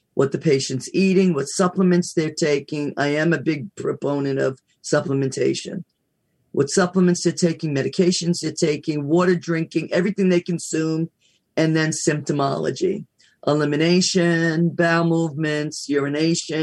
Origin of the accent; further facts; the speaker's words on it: United States; I love being American, don't get me wrong, went to school overseas, but I love being American